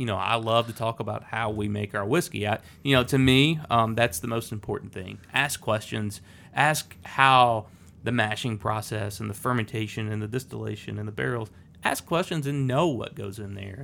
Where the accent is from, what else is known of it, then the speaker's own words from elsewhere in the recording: Lynchburg, Tennessee, United States; growing up in Lynchburg, it's a little town, 600 people.